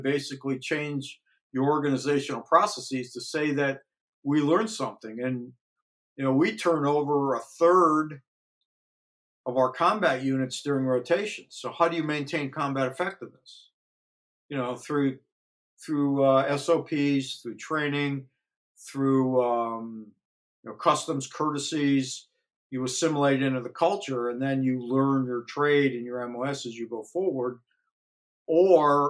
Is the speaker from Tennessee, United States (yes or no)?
no; Northeast Ohio, United States; we grew up in Northeast Ohio